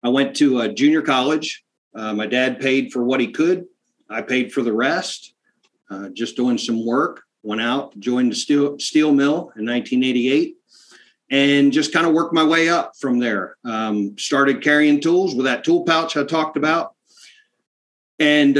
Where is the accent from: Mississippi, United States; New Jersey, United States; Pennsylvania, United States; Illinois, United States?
Pennsylvania, United States; South Central; born or raised there